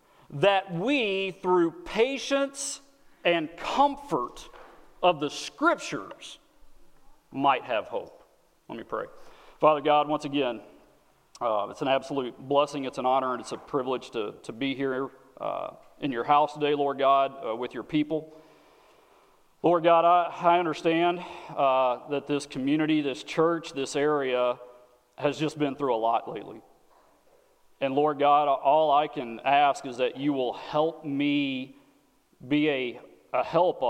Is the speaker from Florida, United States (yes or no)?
no; Texas, United States; moved away as an adult; now in Wisconsin, United States; I am not from Wisconsin, okay? I am from the great nation of Texas